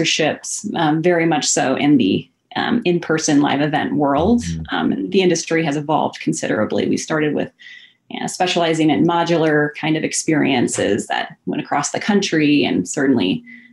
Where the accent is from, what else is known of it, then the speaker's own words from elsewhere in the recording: Puget Sound, Washington, United States; also born or lived in Hawaii; now in Portland, United States; I was raised in the Puget Sound